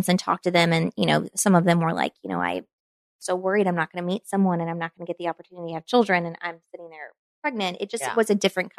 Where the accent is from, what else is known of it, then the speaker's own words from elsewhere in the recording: Kentucky, United States; moved away as an adult; now in Chicago, United States; my hometown where I grew up